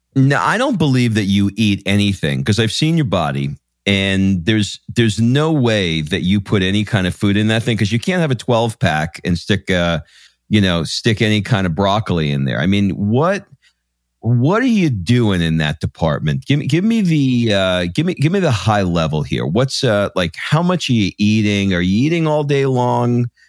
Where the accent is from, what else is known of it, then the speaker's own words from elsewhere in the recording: New York, United States; I grew up in Queens in New York